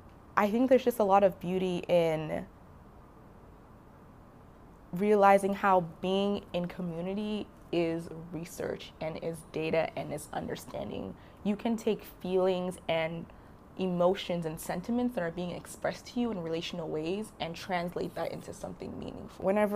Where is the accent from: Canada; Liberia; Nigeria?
Nigeria; So I identify as a Black woman. Mm-hmm. And I am Nigerian